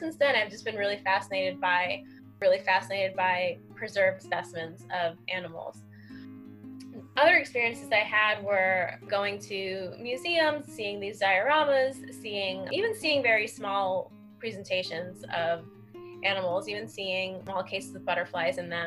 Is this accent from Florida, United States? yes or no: yes; Miami, Florida, United States; now in New York, United States; I grew up in Miami